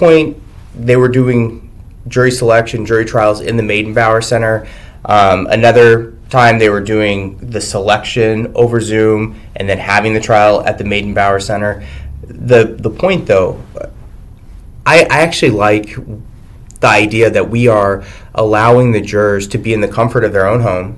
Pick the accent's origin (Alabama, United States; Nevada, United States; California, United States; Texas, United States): Texas, United States; moved away as an adult; also born or lived in El Paso, Texas / Arizona; now in Washington, United States; I'm from Texas, and we're big into the Second Amendment